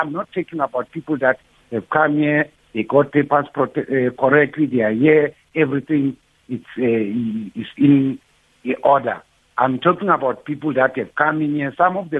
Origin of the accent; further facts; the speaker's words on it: South Africa; also born or lived in Mpumalanga; we as South African or African